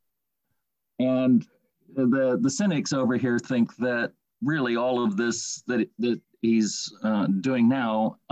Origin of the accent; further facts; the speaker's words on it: United States; now in England; I'm American, living in England